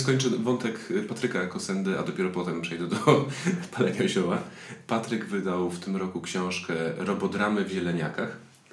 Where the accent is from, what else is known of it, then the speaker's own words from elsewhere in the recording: Silesian Voivodeship, Poland; jestem ze Śląska